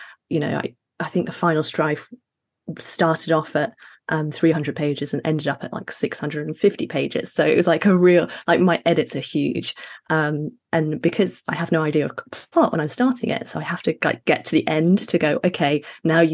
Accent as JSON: {"language": "English", "town": "Sheffield", "region": "Yorkshire and the Humber", "country": "United Kingdom", "tie": "born or raised there", "also_born_or_lived": "Middle East / Ghana / Sudan", "said": "I'm Ghanaian, Sydney's and British, but I was raised in the Middle East and Sheffield in the UK"}